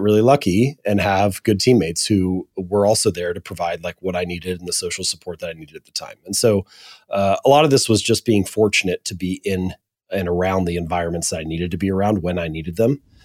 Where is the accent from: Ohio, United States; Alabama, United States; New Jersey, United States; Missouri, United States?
Ohio, United States; Hamilton; also born or lived in Columbus, Ohio; I'm an Ohio boy. I was born and raised in Hamilton, Ohio